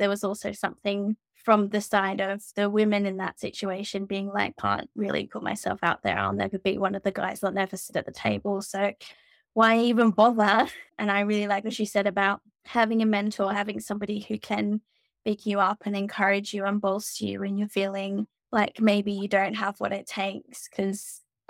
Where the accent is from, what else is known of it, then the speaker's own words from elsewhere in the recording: Australia; being Australian means that, again, a bit like being Geordie, wear your heart on your sleeve.